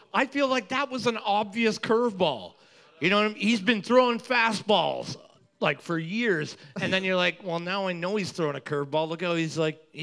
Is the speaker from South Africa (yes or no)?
no; Canada; obviously we're Canadian.